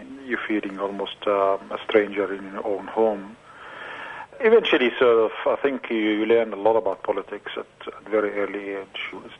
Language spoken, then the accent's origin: English; Israel; moved away as an adult; I was born in Israel, was Israel when I was born, so I'm a Palestinian with an Israeli citizenship.